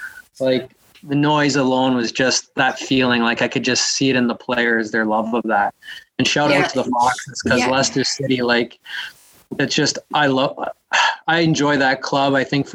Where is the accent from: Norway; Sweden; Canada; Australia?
Canada; I grew up on Soccer Saturdays in Canada